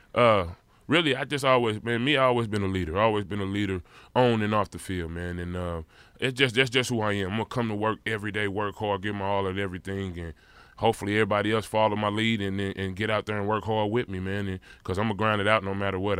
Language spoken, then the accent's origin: English; St. Louis, Missouri, United States; as a kid growing up in St. Louis, Missouri